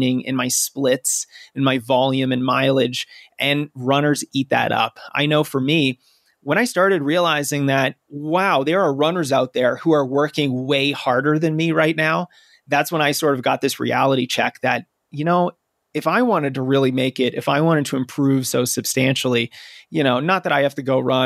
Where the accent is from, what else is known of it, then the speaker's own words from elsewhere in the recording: Massachusetts, United States; my home state of Massachusetts